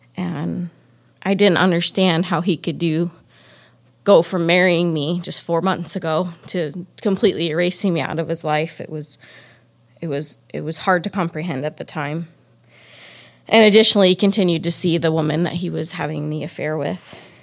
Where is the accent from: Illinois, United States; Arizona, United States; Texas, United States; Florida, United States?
Arizona, United States; Phoenix; moved away; I was born and raised in Phoenix, Arizona.